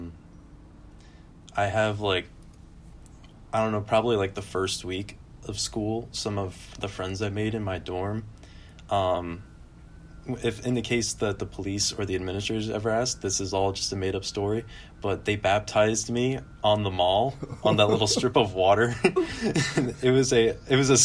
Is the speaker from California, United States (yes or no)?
no; Calvert County, Maryland, United States; growing up in Calvert County, I was the only, like, Catholic person under the age of 35